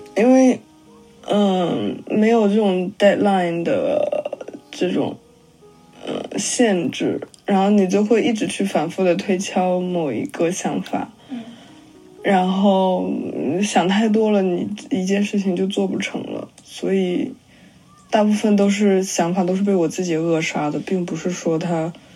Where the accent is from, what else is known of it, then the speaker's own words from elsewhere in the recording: northern China, China; moved away; also born or lived in Guangzhou / London; 我家在广州，但我是北方人